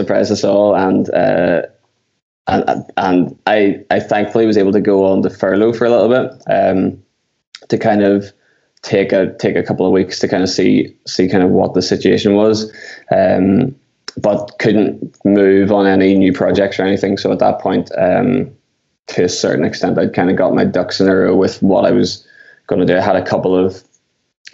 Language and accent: English; Belfast, Northern Ireland, United Kingdom; I'm from Belfast in Northern Ireland, or Ireland